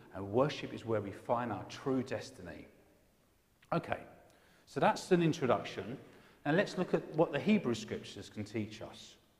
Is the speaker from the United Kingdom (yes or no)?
yes; England, United Kingdom; I'm an Englishman